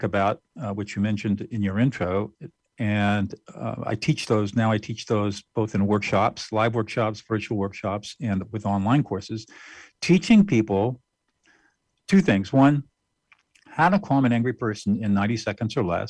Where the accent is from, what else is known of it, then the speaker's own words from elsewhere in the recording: Southern California, United States; also born or lived in New Hampshire; I grew up in Southern California and graduated from high school